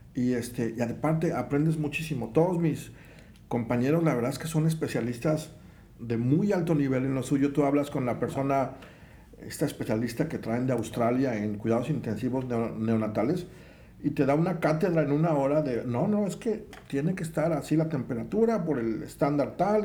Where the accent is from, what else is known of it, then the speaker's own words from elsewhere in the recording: Minatitlán, Veracruz, Mexico; moved away as an adult; also born or lived in Mexico City; yo siento como que me regresé a Mina, de donde soy. Pues Minatitlán es calientes hace mucho